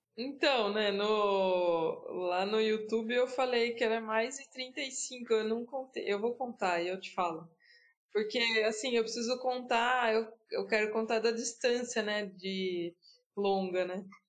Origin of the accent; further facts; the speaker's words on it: Piracicaba, São Paulo, Brazil; now in Campinas, Brazil; Nasci em Piracicaba. Hoje eu moro em Campinas